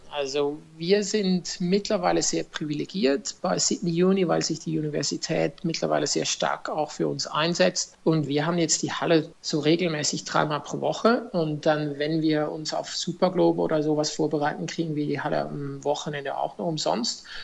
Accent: Zofingen, Aargau, Switzerland; Also ich muss Sie noch korrigieren, ich bin nicht aus Deutschland, ich bin aus der Schweiz.

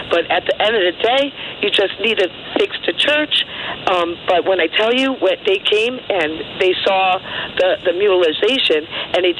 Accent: Connecticut, United States; I'm from Connecticut

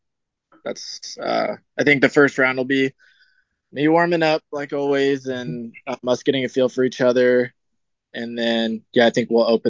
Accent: Reno, Nevada, United States; I'm from Reno, so I'm like a little ways away from Vegas

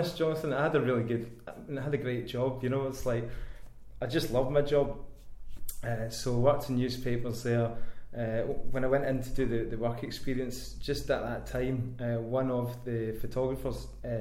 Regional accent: Inverness, Scotland, United Kingdom; moved away as an adult; now in Glasgow, United Kingdom; Phoned up all the newspapers down here in Glasgow. I was originally from Inverness, so I sort of moved down into the big city.

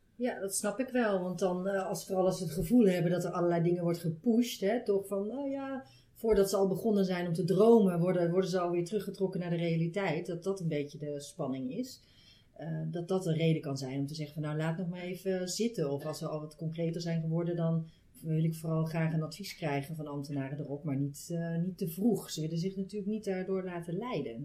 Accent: North Brabant, Netherlands; moved away as an adult; also born or lived in Amsterdam; Ik kom uit Brabant zelf en ik ben in Amsterdam eh, gaan studeren

